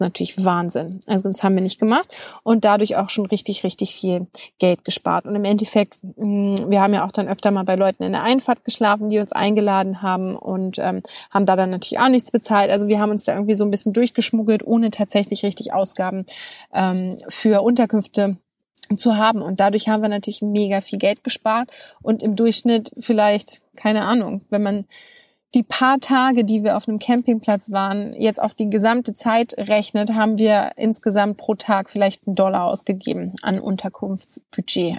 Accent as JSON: {"language": "German", "country": "Germany", "said": "bei uns in Deutschland"}